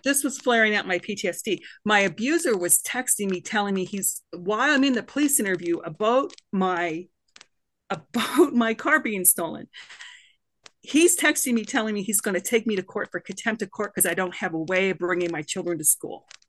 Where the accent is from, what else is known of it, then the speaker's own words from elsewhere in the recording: Canada; now in United States; I'm a Canadian woman